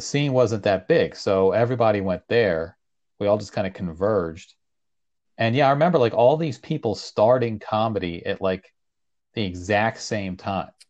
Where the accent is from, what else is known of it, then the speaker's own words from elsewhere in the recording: Leesburg, Virginia, United States; also born or lived in Iran; I'm from Northern Virginia. Leesburg is where I grew up.